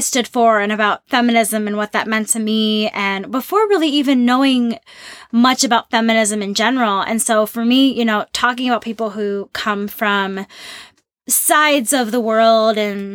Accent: St. Paul, Minnesota, United States; moved away; I'm from Minnesota. I'm from St. Paul. And love my hometown

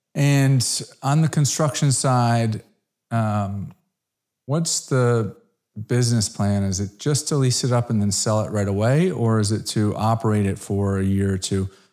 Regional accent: Connecticut, United States; also born or lived in South Florida; now in Dallas, United States; I grew up in Connecticut.

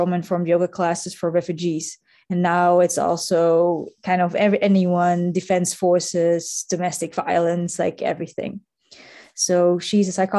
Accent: Netherlands; now in Munich, Germany; I come originally from the Netherlands, but I live and work now in Germany with my husband.

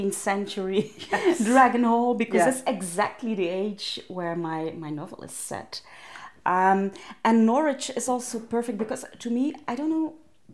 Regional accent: Ghent, Flanders, Belgium; I grew up in Ghent

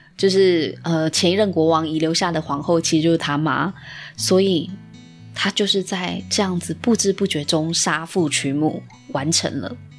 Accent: Taiwan; 我们台湾人的一个潜意识以及价值观

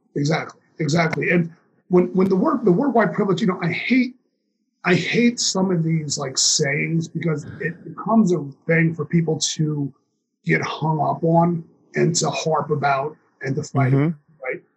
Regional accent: New York City, New York, United States; I grew up in New York City in the '80s

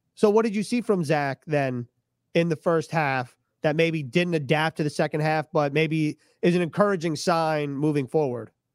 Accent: New York, United States; I grew up in New York

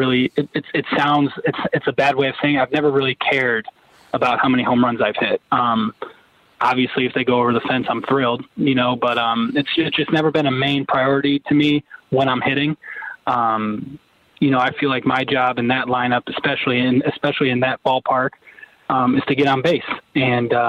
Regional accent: Niagara Falls, New York, United States; also born or lived in Buffalo, New York; I was born in Buffalo, grew up in Niagara Falls, New York.

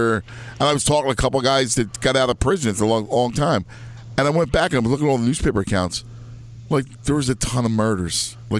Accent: Philadelphia, Pennsylvania, United States; Growing up in Philadelphia, it's funny.

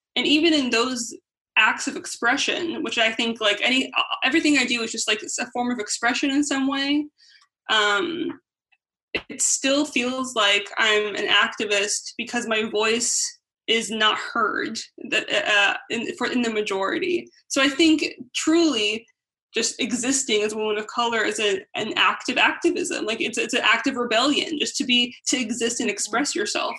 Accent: United States; being raised in America

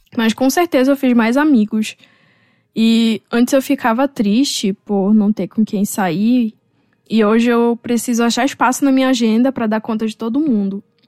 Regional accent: North Region of Brazil, Brazil; moved away; voltar para minha região. Talvez trabalhar, dando aula em alguma universidade da região norte

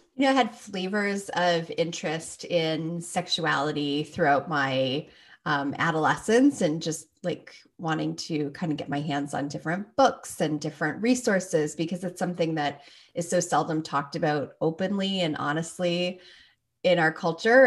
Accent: Toronto, Ontario, Canada; moved away as an adult; now in Minnesota, United States; I was born and raised there, grew up there, and left just before I turned twenty-two

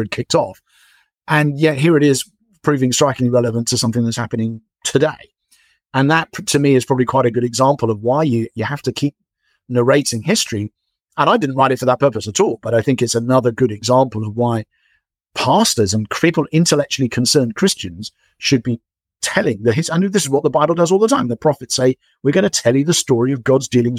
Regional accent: England, United Kingdom; as an English person

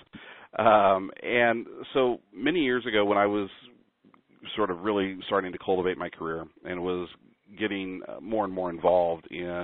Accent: Kansas City, Missouri, United States; moved away as an adult; also born or lived in New York City; now in Sacramento, United States; I'm originally from Kansas City, Missouri

